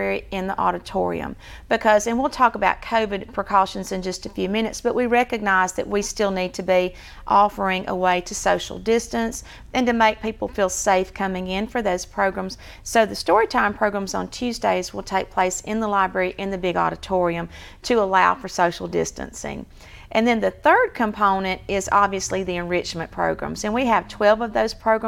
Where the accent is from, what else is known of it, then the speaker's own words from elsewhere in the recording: Sylacauga, Alabama, United States; I'm from Sylacauga. I moved here in the fourth grade, so this is home